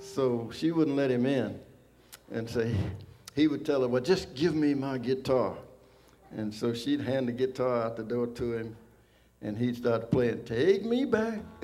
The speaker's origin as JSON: {"language": "English", "region": "Arkansas", "country": "United States", "tie": "born or raised there", "said": "I was born in Arkansas"}